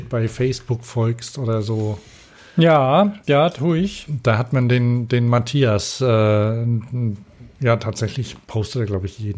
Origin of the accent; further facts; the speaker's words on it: Vorarlberg, Austria; Aus Österreich.